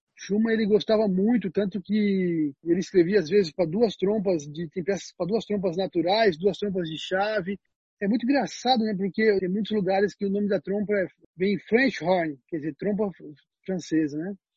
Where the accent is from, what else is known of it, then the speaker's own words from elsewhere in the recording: Penápolis, São Paulo, Brazil; eu nasci em São Paulo, mas eu me mudei para o interior muito cedo